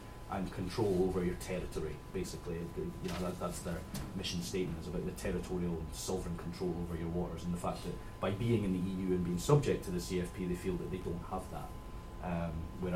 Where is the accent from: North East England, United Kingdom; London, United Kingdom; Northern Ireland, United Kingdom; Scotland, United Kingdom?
Scotland, United Kingdom; I'm from Scotland